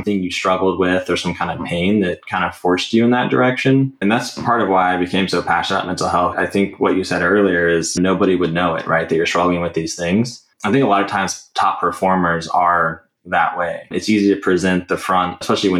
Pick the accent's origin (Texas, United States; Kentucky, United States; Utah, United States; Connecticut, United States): Texas, United States; Katy; I grew up in the Katy area